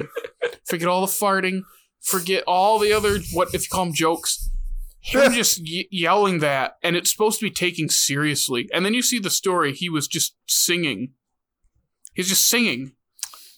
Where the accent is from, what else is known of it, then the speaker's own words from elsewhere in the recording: Midwest, United States; We're from the Midwest. We go, eh